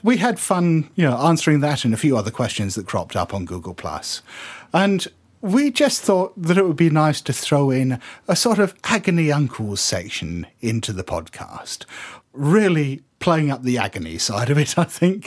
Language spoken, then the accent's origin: English; United Kingdom; we're, we're British